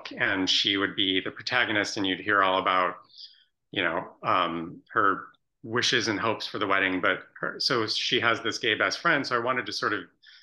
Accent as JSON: {"language": "English", "area": "Chicago suburbs", "region": "Illinois", "country": "United States", "tie": "born or raised there", "said": "my personal best friend from childhood, who we grew up in the Chicago suburbs together"}